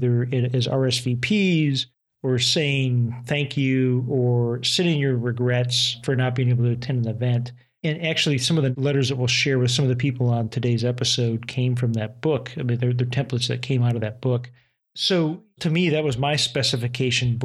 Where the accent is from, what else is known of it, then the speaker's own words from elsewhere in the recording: United States; I'm an American